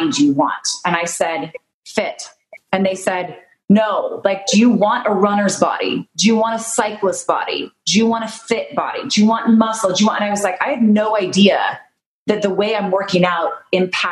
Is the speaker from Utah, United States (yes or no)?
yes; Utah, United States; I'm from Utah